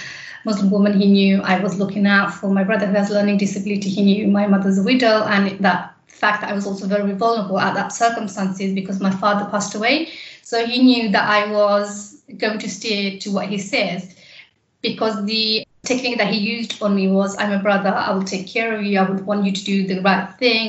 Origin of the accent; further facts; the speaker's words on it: London, United Kingdom; I have grown up in East London in Poplar.